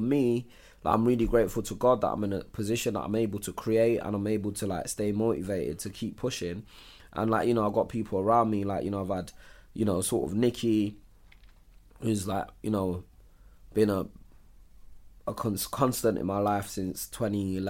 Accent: London, United Kingdom; we grew up in Islington

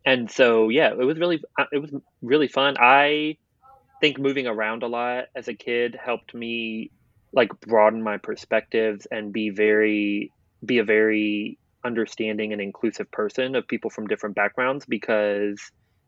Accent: Portsmouth, Virginia, United States; born there; So I was born in Portsmouth, Virginia, but my mom was in the Navy. So I moved around a lot.

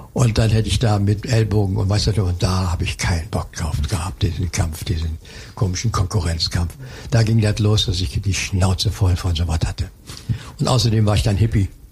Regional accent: Dippoldiswalde, Saxony, Germany; moved away; also born or lived in Cologne; ich komme aus dem Erzgebirge, aus Dippoldiswalde.

